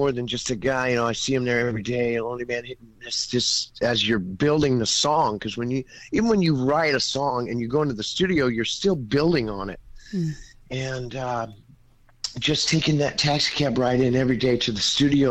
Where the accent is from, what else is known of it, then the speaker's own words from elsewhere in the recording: Georgetown, California, United States; also born or lived in Texarkana / Broken Bow, Oklahoma / Idabel, Oklahoma; I'm just this boy from Texarkana. I grew up in Northern California, in Georgetown, California, and then moved to Broken Bow for a year, 5 years in Idabel, graduated major in FFA, come back to Georgetown